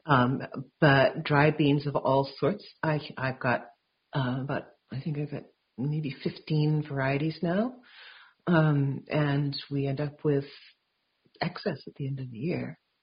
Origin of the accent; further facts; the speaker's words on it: Vancouver, British Columbia, Canada; I grew up in Vancouver